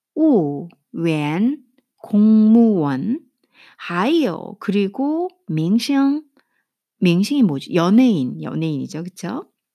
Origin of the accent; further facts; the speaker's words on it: South Korea; first language Korean; 저같이 모국어가 한국인 사, 한국어인 사람은